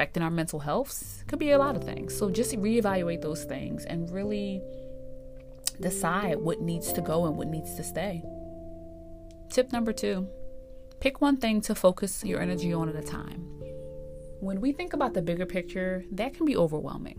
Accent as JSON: {"language": "English", "region": "East Coast", "country": "United States", "moved": "as an adult", "said": "I'm from the East Coast originally"}